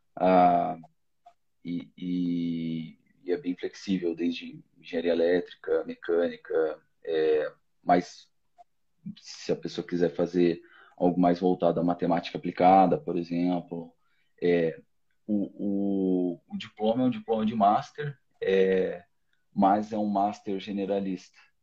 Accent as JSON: {"language": "Portuguese", "town": "Rio do Sul", "region": "Santa Catarina", "country": "Brazil", "also_born_or_lived": "São Paulo / Paris, France", "moved": "yes", "said": "sou do interior de Santa Catarina, de Rio do Sul"}